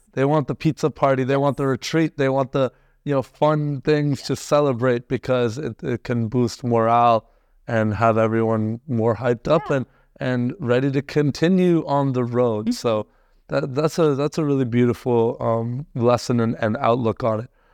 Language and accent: English; Canada; also born or lived in India; was born in India, but I I came to Canada mm-hmm. when I was like one. Yeah. So I'm pretty much as Canadian yeah. as they come